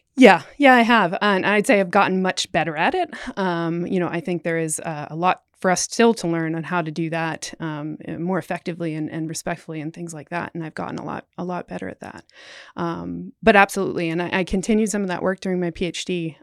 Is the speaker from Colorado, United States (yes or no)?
no; coastal Maine, United States; also born or lived in Canada; now in Florida, United States; I grew up on the coast, coastal Maine is home